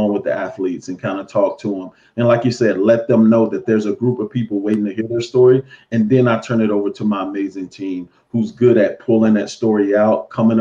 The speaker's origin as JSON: {"language": "English", "town": "Chicago", "region": "Illinois", "country": "United States", "tie": "born or raised there", "moved": "yes", "lives_now": "Bristol, United States", "said": "I'm originally from Chicago, born in the Cabrini Green Housing Project"}